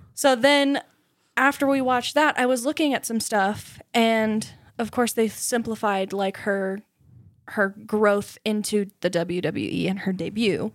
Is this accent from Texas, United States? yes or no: no; Southern Indiana, United States; moved away; I came from Southern Indiana